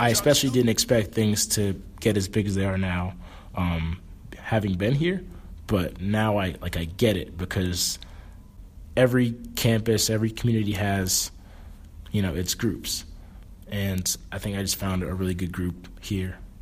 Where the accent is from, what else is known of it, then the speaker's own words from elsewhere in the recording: South Florida, United States; moved away as an adult; now in Chicago, United States; I'm from South Florida